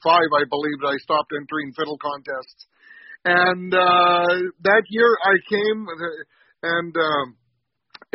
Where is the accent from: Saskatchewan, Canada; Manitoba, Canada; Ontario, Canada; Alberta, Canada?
Alberta, Canada; St. Paul; I'm actually from St. Paul, Alberta.